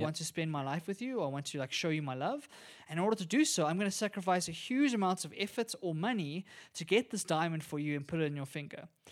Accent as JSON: {"language": "English", "country": "South Africa", "said": "as a South African"}